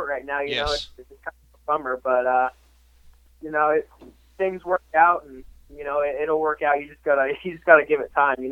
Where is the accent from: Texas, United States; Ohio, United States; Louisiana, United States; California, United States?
Texas, United States; also born or lived in Portland, Oregon; I grew up just outside of Portland, Oregon, actually. So I grew up racing Washougal, you know, a bunch of local tracks in Oregon and Washington and, you know, pretty much around there. And then I moved to Texas when I was about 10 years old